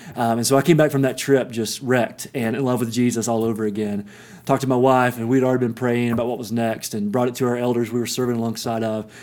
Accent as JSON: {"language": "English", "town": "Kingsport", "region": "Tennessee", "country": "United States", "tie": "born or raised there", "also_born_or_lived": "Johnson City, Tennessee", "moved": "as an adult", "lives_now": "Denver, United States", "said": "East Tennessee is home. It's where I grew up in Kingsport, Tennessee"}